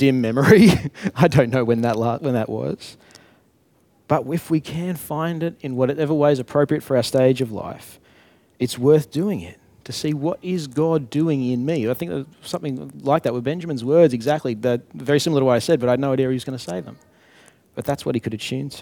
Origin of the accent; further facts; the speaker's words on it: Brisbane, Queensland, Australia; I'm from Brisbane.